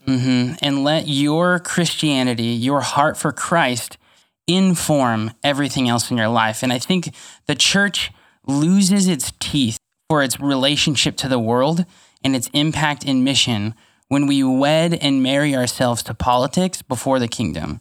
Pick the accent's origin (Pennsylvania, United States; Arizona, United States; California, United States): California, United States; Fresno; I grew up in Pinedale, which, if you're familiar with Fresno, especially pre-River Park, uh, is a really rough neighborhood